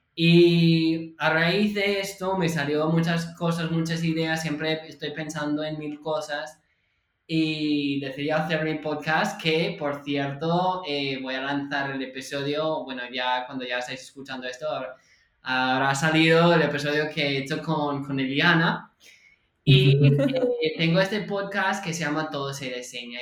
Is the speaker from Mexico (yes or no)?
no; California, United States; Spanish is a second language; moved away as an adult; now in Barcelona, Spain; yo soy de California